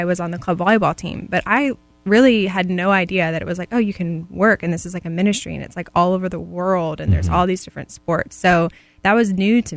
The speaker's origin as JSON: {"language": "English", "region": "Maryland", "country": "United States", "tie": "born or raised there", "also_born_or_lived": "Tennessee", "moved": "as an adult", "lives_now": "Georgia, United States", "said": "I'm actually from Maryland."}